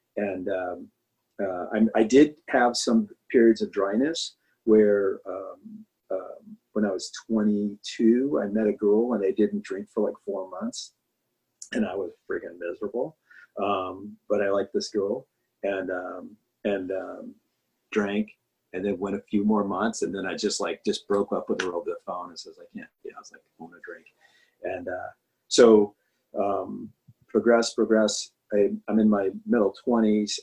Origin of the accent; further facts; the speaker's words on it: Anaheim, California, United States; I grew up in Anaheim, California